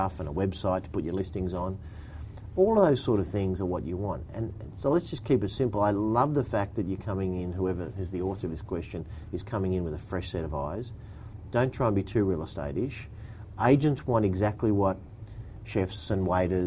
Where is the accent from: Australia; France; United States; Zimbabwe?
Australia; Bexley, New South Wales; I grew up in Bexley.